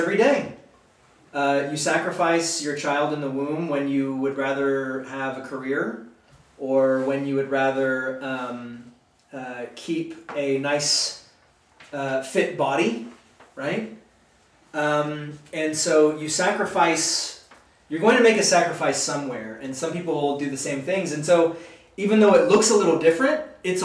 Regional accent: United States; I love being an American. I love living in this country

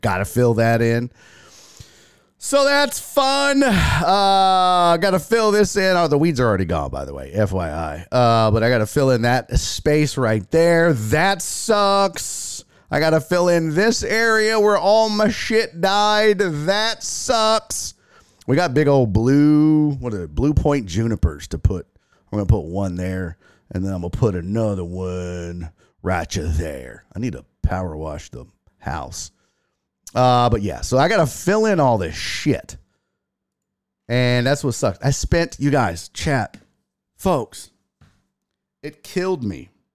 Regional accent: Houston, Texas, United States; I'm from Houston, Texas, man. Born and raised

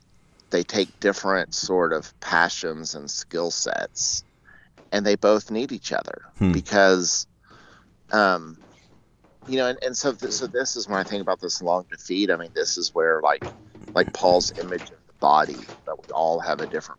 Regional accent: Oklahoma, United States; We're from Oklahoma.

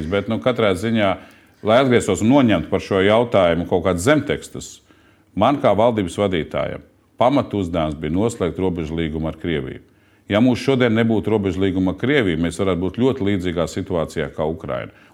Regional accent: Latvia; es esmu no Latvijas pilsonis, strādāju Latvijas kompānijā

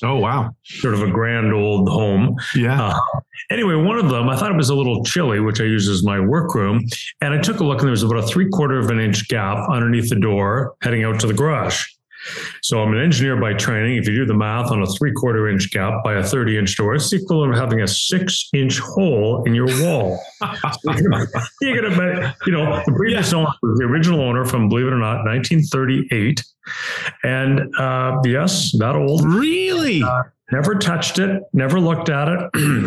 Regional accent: Canada; now in Cleveland, United States; I'm in Cleveland, Ohio. Uh, I'm a Canadian citizen and a U.S. permanent resident

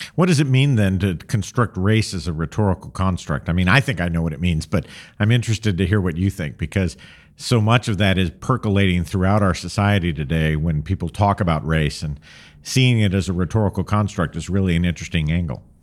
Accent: American Southwest, New Mexico, United States; now in Mid-Atlantic region, United States; I grew up in the American Southwest

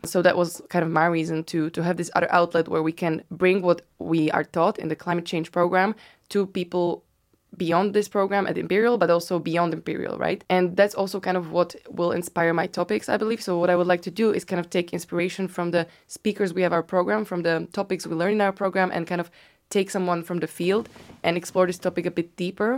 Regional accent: Bratislava, Bratislava Region, Slovakia; moved away as an adult; also born or lived in Amsterdam / Berlin; now in London, United Kingdom; I, I'm from Slovakia, from Bratislava.

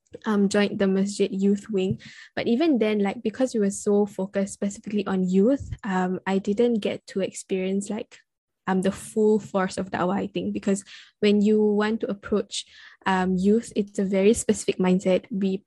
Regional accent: Singapore; growing up in Singapore

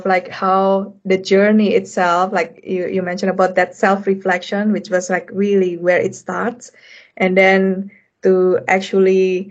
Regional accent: Indonesia; moved away as an adult; also born or lived in Europe; I come from Indonesia

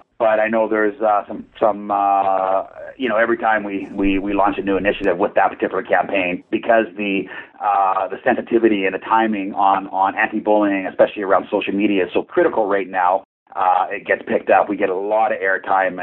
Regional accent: Port Coquitlam, British Columbia, Canada; Portland, my hometown, where our head office is

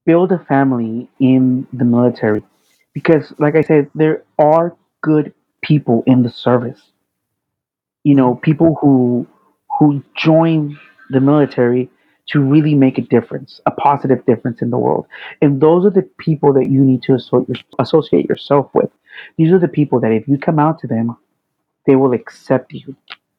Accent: Fort Worth, Texas, United States; moved away as an adult; I'm from a very small town in Texas. I'm from Fort Worth, Texas

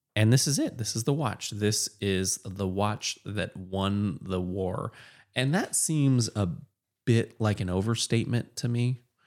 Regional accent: Portland, Oregon, United States; moved away; also born or lived in Texas; I grew up in Portland and was by default a Mariners fan

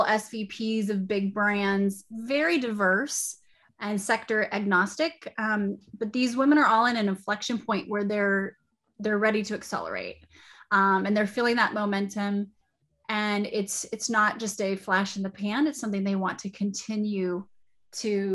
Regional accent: Wyoming, United States; also born or lived in Arizona / South Dakota; now in Austin, United States; I'm actually from Wyoming. I grew up in a trailer park

